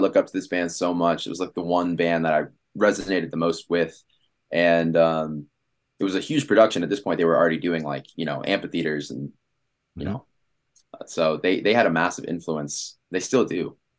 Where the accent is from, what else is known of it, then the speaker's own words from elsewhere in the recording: Washington, District of Columbia, United States; moved away as an adult; now in Los Angeles, United States; No, I'm from Washington, D.C.